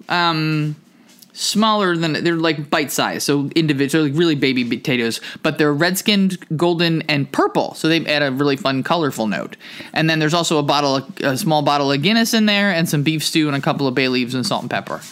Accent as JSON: {"language": "English", "region": "New Jersey", "country": "United States", "tie": "born or raised there", "also_born_or_lived": "Camden, New Jersey", "moved": "yes", "said": "I grew up in New Jersey and I lived in Camden for nine years"}